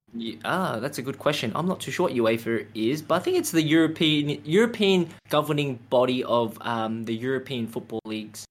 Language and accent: English; Melbourne, Victoria, Australia; growing up in Australia